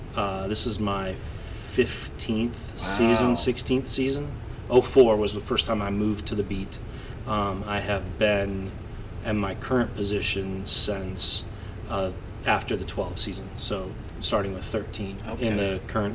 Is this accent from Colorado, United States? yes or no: yes; Louisville, Colorado, United States; also born or lived in Chicago; Went to all of my school, except for college, was in Colorado. Yeah, grew up in Louisville, went to Mighty Centaurus High School